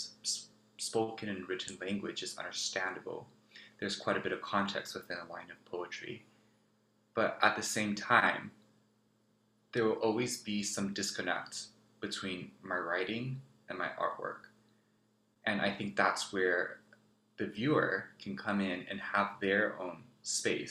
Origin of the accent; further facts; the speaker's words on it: Taipei, Taiwan; also born or lived in New Jersey, United States; now in Cambridge, Massachusetts, United States; I was born on Lenape land, also known as New Jersey, and raised on Kaitogulan land, also known as Taipei.